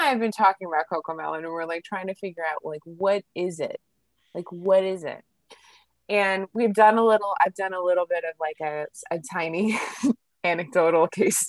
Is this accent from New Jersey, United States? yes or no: yes; New Jersey, United States; accent: Jersey; I probably said it like Dax because I'm like {S1} It's {S0} my Jersey accent.